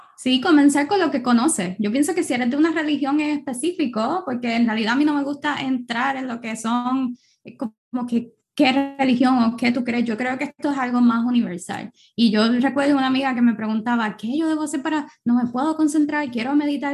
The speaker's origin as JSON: {"language": "Spanish", "country": "Puerto Rico", "tie": "born or raised there", "moved": "yes", "said": "Puerto Rico, obviamente, que es mi país natal"}